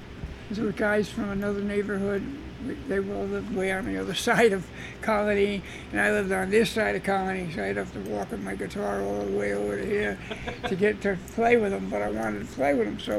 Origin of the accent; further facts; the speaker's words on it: Albany, New York, United States; also born or lived in Georgia; I was born in Albany, New York.